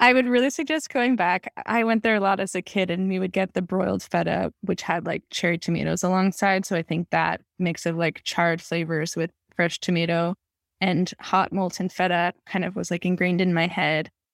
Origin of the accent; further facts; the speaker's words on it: Los Angeles, California, United States; moved away as an adult; also born or lived in Berkeley / Brooklyn, New York; I grew up in Los Angeles where, you know, we have fresh things all year round